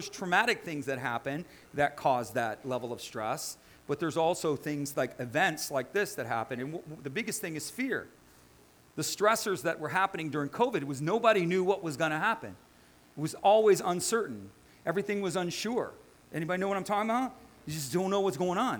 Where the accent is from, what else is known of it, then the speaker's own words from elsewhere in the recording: United States; I'm an American. I'm born and bred